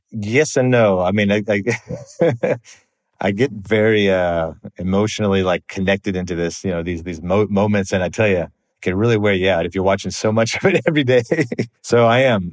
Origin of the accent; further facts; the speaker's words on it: United States; moved away as an adult; also born or lived in Australia; I'm American